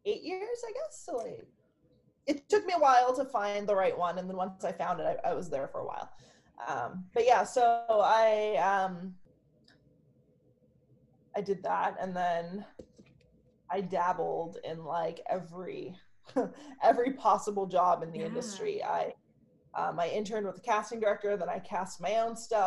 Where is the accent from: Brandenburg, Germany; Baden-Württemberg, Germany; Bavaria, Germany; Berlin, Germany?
Berlin, Germany; now in Canada; I grew up in Germany, in Berlin, and then immigrated to Canada with my family.